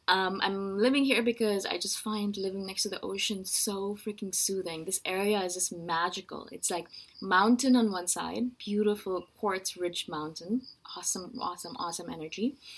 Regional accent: India; also born or lived in Middle East / Canada / United States; now in Thailand; I live in Thailand right now. I'm originally from India, as you can tell by my face. I'm from India originally, but my parents moved around a lot.

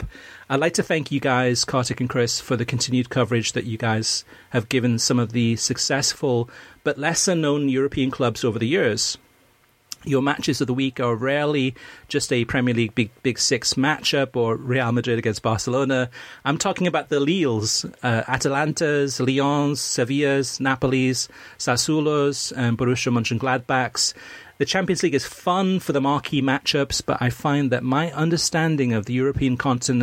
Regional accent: Wales, United Kingdom; now in United States; I was born in Wales, grew up in Wales. I mean, lived in the United States now for almost 40 years.

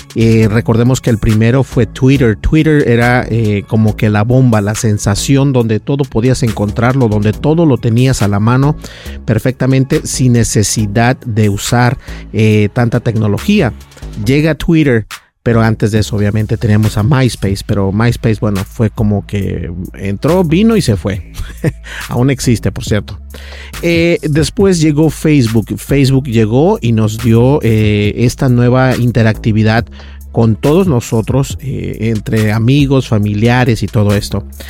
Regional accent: Minnesota, United States; yo personalmente que soy de Minnesota

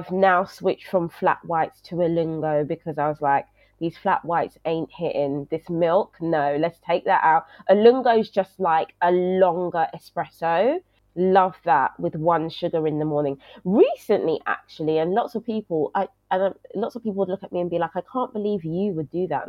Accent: London, United Kingdom; I grew up in Brixton, South London

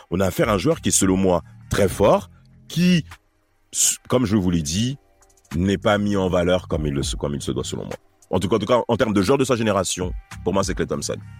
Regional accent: France; nous on est français

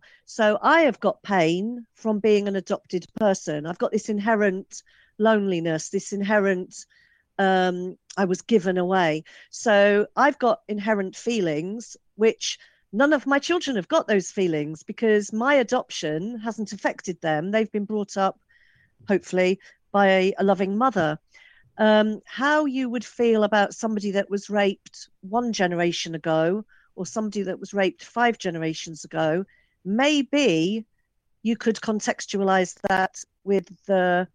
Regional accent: England, United Kingdom; I'm English, I've got Irish ethnicity

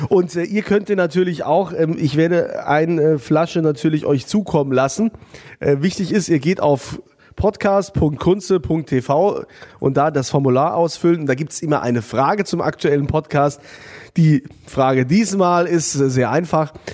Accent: Lower Saxony, Germany; now in Moselle, Germany

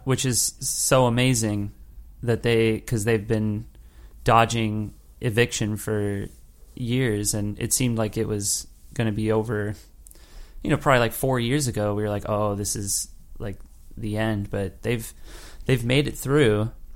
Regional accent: Los Angeles, California, United States; moved away as an adult; also born or lived in New York; me growing up in Los Angeles and, and, in Los Angeles County

